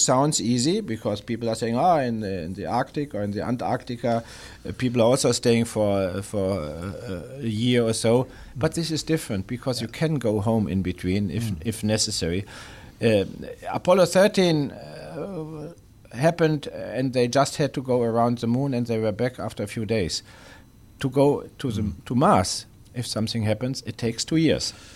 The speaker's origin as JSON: {"language": "English", "country": "Germany", "moved": "yes", "said": "home country or my former home country, Germany"}